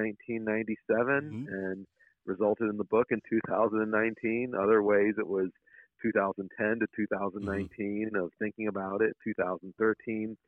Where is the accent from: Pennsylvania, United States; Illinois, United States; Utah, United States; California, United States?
Illinois, United States; Chicago; I grew up in Chicago